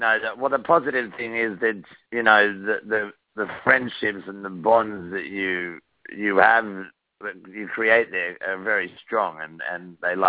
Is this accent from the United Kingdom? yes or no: no; Sydney, New South Wales, Australia; accent: Australian; first language English; moved away as an adult; now in Los Angeles, United States; I was born in Sydney, Australia.